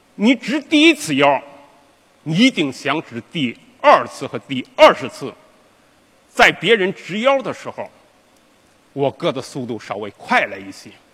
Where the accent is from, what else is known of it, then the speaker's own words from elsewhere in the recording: Yanjin, Henan, China; 我的老家是河南省延津县王罗乡西老道村